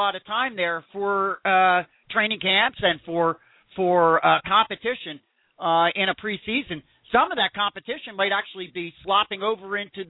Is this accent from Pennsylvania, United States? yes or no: yes; Philadelphia, Pennsylvania, United States; I'm from the Philly area